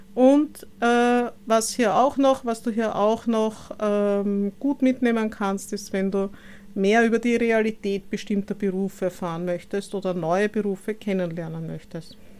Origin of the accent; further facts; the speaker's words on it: Vienna, Austria; lebe in Wien, bin auch gebürtige Wienerin